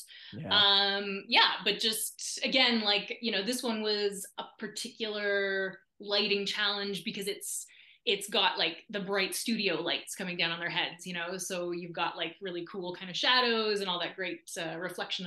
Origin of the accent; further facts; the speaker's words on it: Nova Scotia, Canada; moved away; an arts council in my hometown invited me back to do a big show